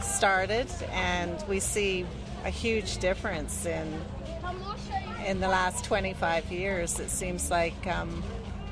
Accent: British Columbia, Canada; We're from the west coast of Canada, from a place called British Columbia

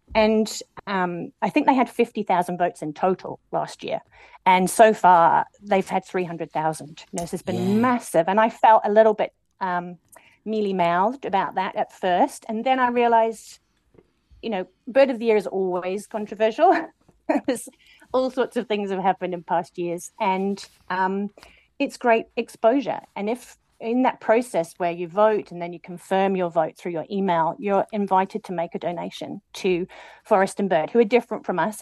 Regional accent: Matakana, Auckland, New Zealand; my hometown well, village matakana

